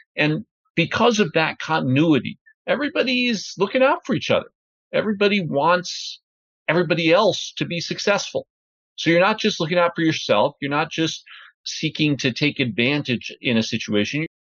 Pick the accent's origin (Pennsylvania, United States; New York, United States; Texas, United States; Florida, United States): New York, United States; New Rochelle; I grew up just north of New York City in a suburb called New Rochelle